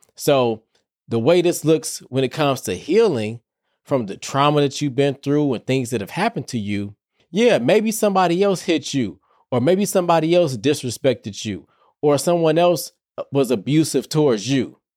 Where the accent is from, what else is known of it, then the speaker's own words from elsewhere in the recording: Detroit, Michigan, United States; Y'all know I'm from Detroit.